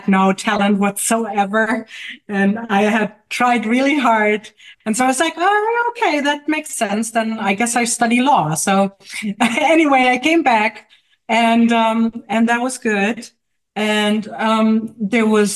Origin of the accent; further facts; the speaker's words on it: Germany; moved away as an adult; now in Jersey City, United States; As you may hear from my accent, I may live in Jersey City, in New Jersey. But I'm actually from Germany. I only lived for 10 years in the U.S.